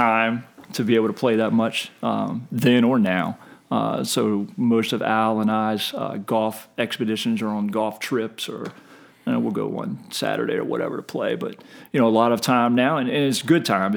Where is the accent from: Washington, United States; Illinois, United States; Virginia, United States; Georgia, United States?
Virginia, United States; Short Pump; Grew up in short pump before it became what it is now